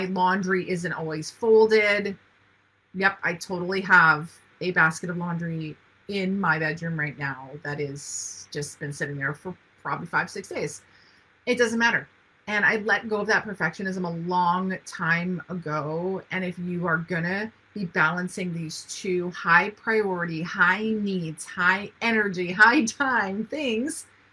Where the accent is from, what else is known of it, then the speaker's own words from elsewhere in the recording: Ontario, Canada; now in North Vancouver, Canada; I live in Vancouver, North Vancouver to be specific. My family's in Ontario